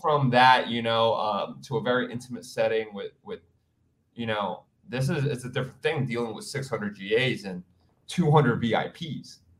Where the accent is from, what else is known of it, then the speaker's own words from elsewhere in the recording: New York City, New York, United States; also born or lived in Hawaii; now in New York City, United States; I am from Queens, New York, born and raised